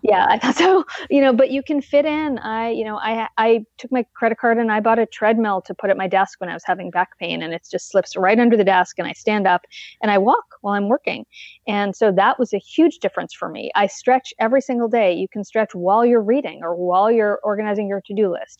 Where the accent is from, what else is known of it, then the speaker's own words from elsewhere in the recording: East Coast, United States; now in Portland, United States; I'm from the East Coast.